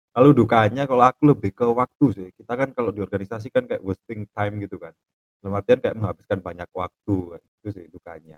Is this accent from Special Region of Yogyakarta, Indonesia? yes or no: no; Malang, East Java, Indonesia; Asalnya dari Malang.